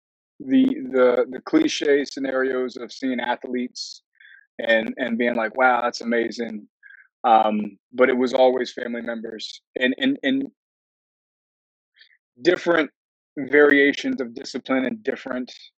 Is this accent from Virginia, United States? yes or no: yes; Woodbridge, Virginia, United States; also born or lived in Alexandria, Virginia; Born in Alexandria. Arguably Fairfax County Hospital. A couple years in Alexandria, kind of off the GW Parkway. Then my parents made the jump to down the Woodbridge